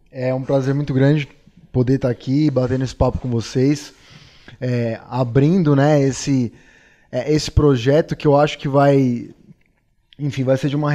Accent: São Paulo, Brazil; É, tenho, sou nascido, nascido, e criado em São Paulo, uma selva de pedra.

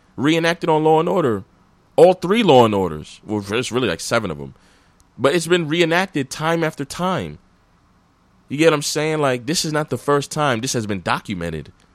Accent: New York City, New York, United States; also born or lived in Flatbush, Brooklyn; I always lived in Brooklyn. I was, my, we grew up, my family, we grew up in Mill Basin

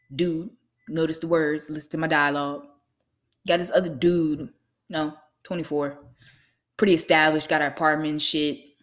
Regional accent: Lynchburg, Virginia, United States; I'm from Lynchburg, Virginia

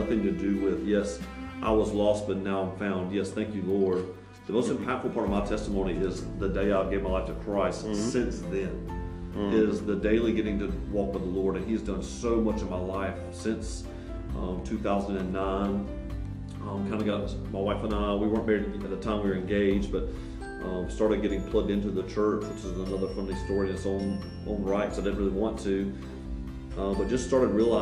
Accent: the South, United States; growing up in the South

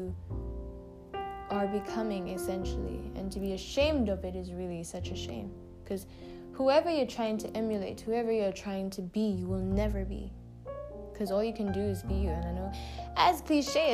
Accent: South Africa; also born or lived in Uganda; I was born in South Africa and my mom is South African. And my dad is Ugandan

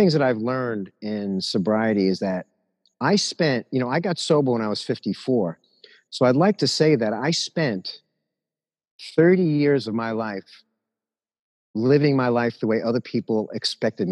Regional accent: New York City, New York, United States; I got bar mitzvahed at this place called the Regency House on Jamaica Avenue, where I grew up in Jamaica

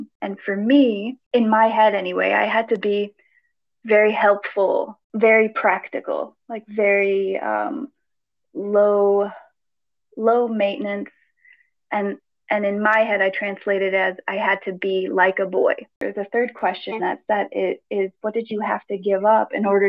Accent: Greece; I grew up in Greece, with a Greek father and an American mother

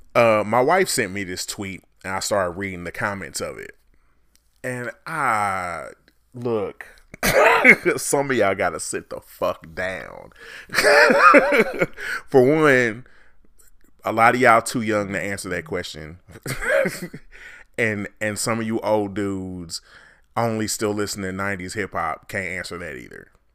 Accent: Midwest, United States; I'm from the Midwest

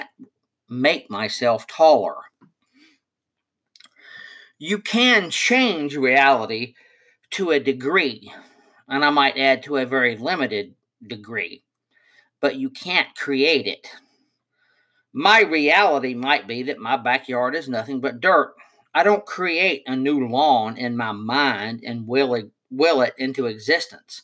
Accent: Oak Ridge, Tennessee, United States; I was born in Oak Ridge, Tennessee in 1960

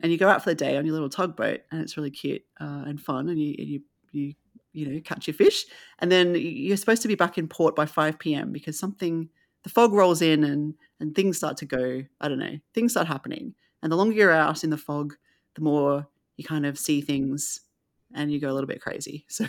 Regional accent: Australia; especially just for me as an Australian to see all this great work coming out of Australia.

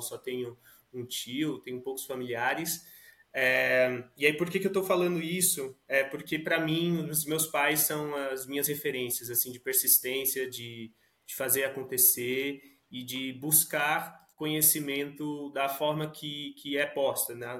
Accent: Suzano, São Paulo, Brazil; now in São Paulo, Brazil; aqui moro em São Paulo, sou nascido e criado em Suzano, região metropolitana de São Paulo

